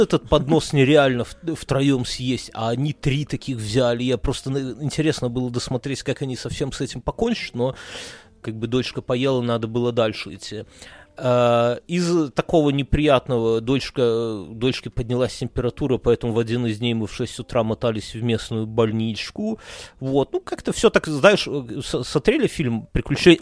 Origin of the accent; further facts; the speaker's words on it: Belarus; now in Lithuania; we are from Беларусь